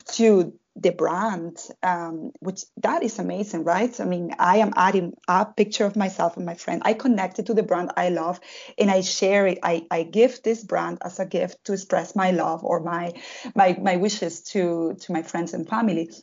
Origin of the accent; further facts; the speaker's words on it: southern Spain, Spain; moved away as an adult; now in Berlin, Germany; I come from South Spain